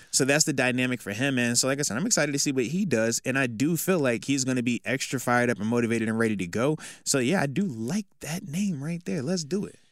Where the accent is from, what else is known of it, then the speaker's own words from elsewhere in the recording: East Coast, United States; I'm from the East Coast